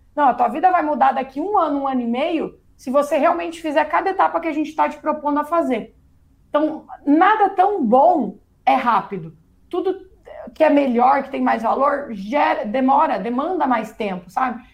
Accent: Paraná, Brazil; also born or lived in United States; aqui eu sou do Paraná, perto do Paraguai

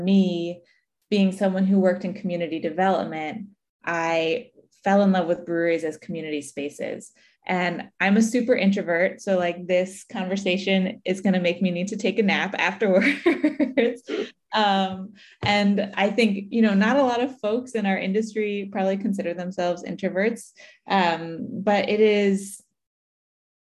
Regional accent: right outside of Philly, Pennsylvania, United States; moved away as an adult; I grew up right outside of Philly, and so it's been great coming home

